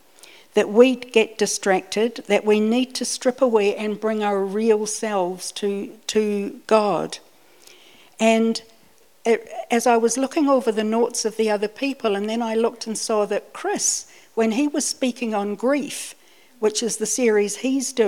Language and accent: English; New Zealand; also born or lived in Scotland / Dunedin / northern Britain; even though I was born in Scotland, I came out to New Zealand when I was 5, and so I grew up here, and I got used to, even in Dunedin, the winter days.